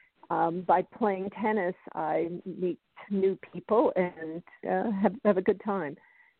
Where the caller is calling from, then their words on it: Colorado, United States; I'm calling in from Colorado.